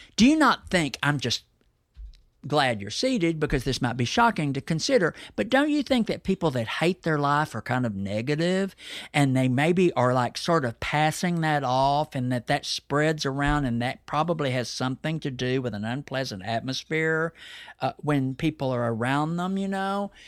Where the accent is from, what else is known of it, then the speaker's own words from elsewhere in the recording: Dallas, Texas, United States; I'm a native Dallas side. I'm not some, like, weird specimen that was airlifted in. I'm a seventh generation town. I'm as Texan as they get, and I'm definitely Dallas.